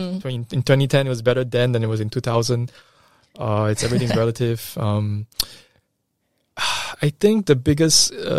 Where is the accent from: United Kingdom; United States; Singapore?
Singapore; You know, I mentioned sometime earlier that I'm Singaporean Chinese.